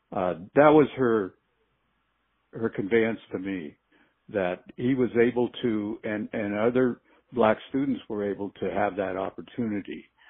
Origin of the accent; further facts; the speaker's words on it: Duarte, California, United States; growing up in Duarte.